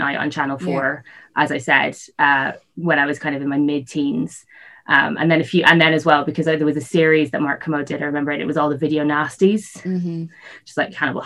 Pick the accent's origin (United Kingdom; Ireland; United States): Ireland; North County Dublin, Leinster; I grew up in North County Dublin